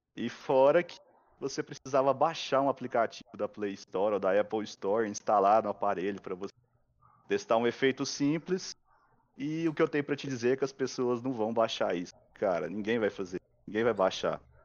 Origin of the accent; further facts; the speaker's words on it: Goiás, Brazil; eu sou de Goiás, né? Então a cultura nossa lá é mais para a parte é, animais, vida com gado e plantação